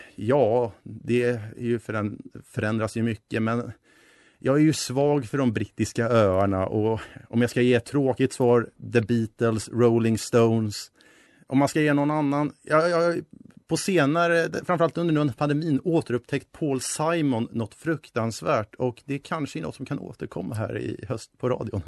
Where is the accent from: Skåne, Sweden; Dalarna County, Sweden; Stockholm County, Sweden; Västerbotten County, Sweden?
Stockholm County, Sweden; Stockholm; moved away as an adult; also born or lived in Uppsala; Jag kommer från Stockholm